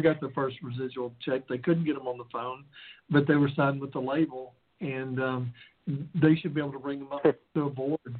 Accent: the South, United States; I come from the South

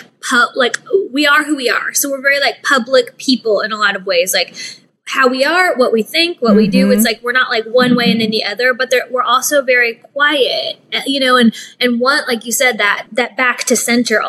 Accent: Midwest, United States; moved away as an adult; now in California, United States; I was raised in the Midwest

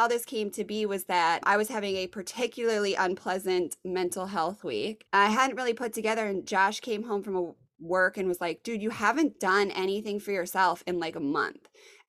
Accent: Richmond, Virginia, United States; So when I say I'm from Richmond, people here are like, big deal, cool.

